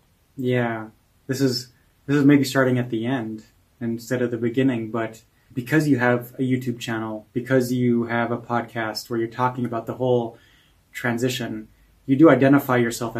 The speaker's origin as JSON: {"language": "English", "region": "Oregon", "country": "United States", "also_born_or_lived": "California", "moved": "as an adult", "said": "And so now I'm at Toby's house in Hamburg, Germany, and I'm from Oregon. And in the summer, I lived in California for the last 5 years."}